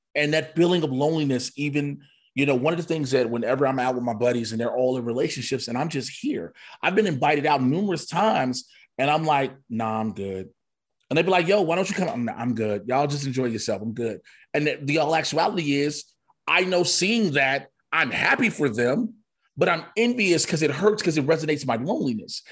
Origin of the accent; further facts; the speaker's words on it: Chicago, Illinois, United States; I grew up in Chicago in the nineties